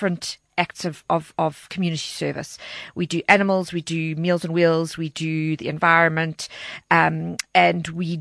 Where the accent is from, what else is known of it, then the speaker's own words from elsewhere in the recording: Walkerville, Gauteng, South Africa; Walkerville is my hometown. I'm very proudly from Walkerville